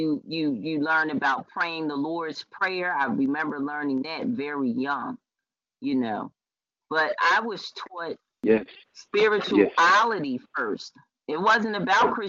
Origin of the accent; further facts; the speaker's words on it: United States; I was born here in America